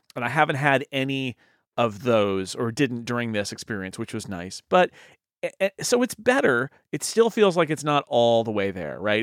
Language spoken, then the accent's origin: English; United States; I'm an American